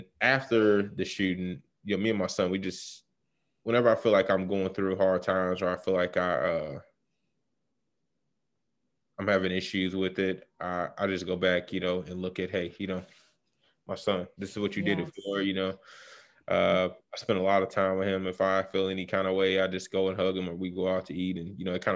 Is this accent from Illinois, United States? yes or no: yes; Chicago, Illinois, United States; I'm from Chicago, south side of Chicago to be exact, Morgan Park